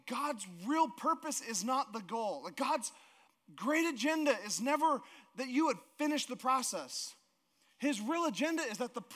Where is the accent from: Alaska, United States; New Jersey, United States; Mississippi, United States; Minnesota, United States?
Alaska, United States; moved away; I grew up in Alaska